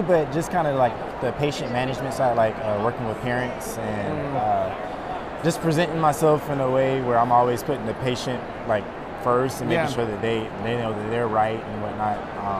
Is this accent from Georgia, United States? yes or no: yes; Atlanta, Georgia, United States; moved away as an adult; now in Springfield, United States; I'm originally from Atlanta, Georgia. I'm currently finishing up a residency program in Springfield, Missouri.